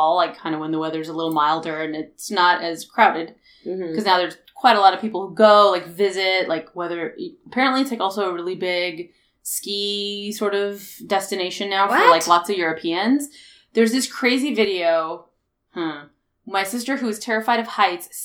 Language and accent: English; United States; I personally am a first-generation American. I was born here.